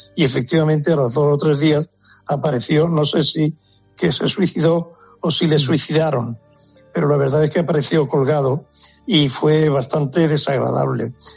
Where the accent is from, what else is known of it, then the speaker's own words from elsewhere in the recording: Andalusia, Spain; cómo somos los andaluces